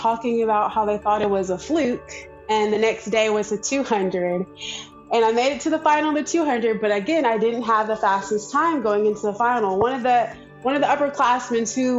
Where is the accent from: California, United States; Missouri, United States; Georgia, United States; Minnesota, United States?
Georgia, United States; I am from Georgia